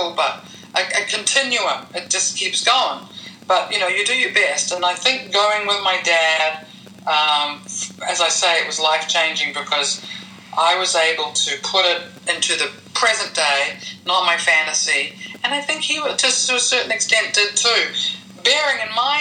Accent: New Zealand; moved away; growing up in New Zealand in that British colonial world

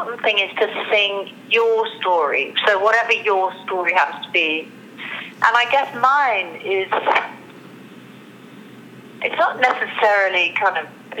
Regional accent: London, United Kingdom; I was born in London, my parents got divorced.

